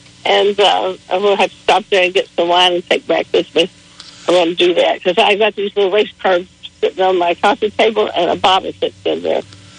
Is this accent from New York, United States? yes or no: no; Dalton, Georgia, United States; Well, I'm from Dalton, Georgia, but I'm in Indianapolis.